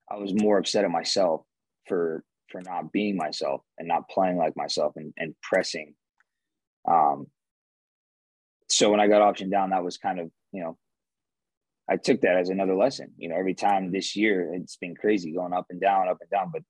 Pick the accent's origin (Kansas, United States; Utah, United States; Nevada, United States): Nevada, United States; and I'm from Nevada, and and I'm here mixed with this group